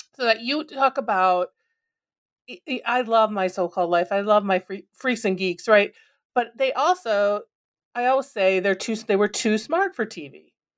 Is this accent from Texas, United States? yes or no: no; Minnesota, United States; growing up in Minnesota